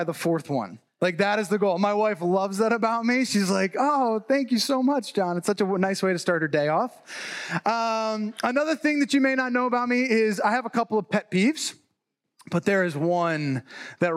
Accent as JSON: {"language": "English", "region": "New Jersey", "country": "United States", "tie": "born or raised there", "also_born_or_lived": "Chicago", "said": "I was actually born and raised in New Jersey"}